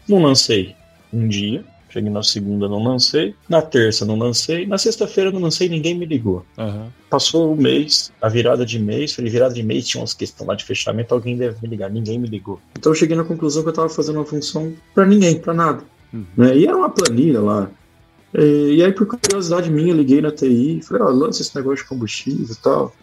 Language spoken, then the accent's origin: Portuguese; Pires do Rio, Goiás, Brazil; also born or lived in Ituverava, São Paulo; Mas logo cedo, com seis anos de idade, meu pai, minha mãe se mudou para Goiás, fui morar em Pires do Rio